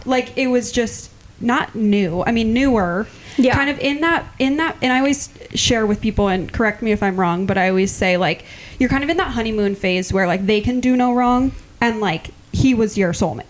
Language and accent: English; Clear Lake, Iowa, United States; I'm from Clear Lake